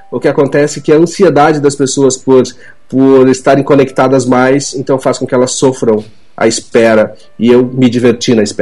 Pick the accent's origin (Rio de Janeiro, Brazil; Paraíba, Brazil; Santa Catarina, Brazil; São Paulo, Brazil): Santa Catarina, Brazil; Chapecó; Eu sou catarinense da cidade de Chapecó